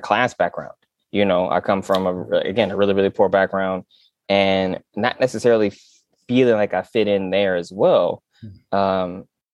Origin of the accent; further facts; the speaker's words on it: West Michigan, United States; I'm from West Michigan